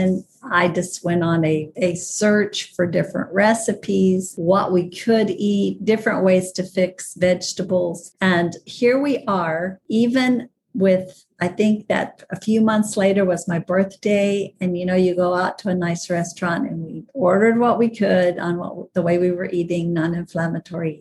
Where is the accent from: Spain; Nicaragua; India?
Nicaragua; moved away; growing up in Nicaragua